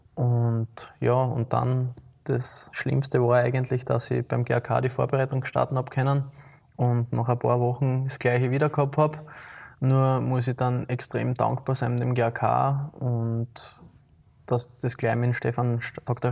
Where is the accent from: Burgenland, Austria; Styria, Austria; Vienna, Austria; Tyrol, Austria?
Styria, Austria; Graz; moved away as an adult; now in St. Josef, Austria; ich bin in der Stadt aufgewachsen, wie du richtig mhm. gesagt hast, in Liebenau